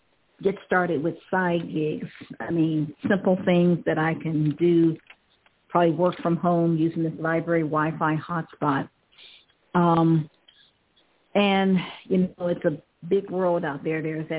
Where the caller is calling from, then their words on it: Ohio, United States; Calling from Ohio.